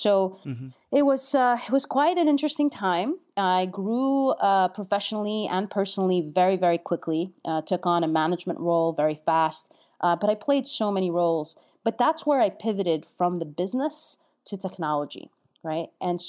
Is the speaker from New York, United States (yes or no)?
yes; New York, United States; I'm a New Yorker, and getting a New Yorker stuck in Jersey is the last thing you want to do.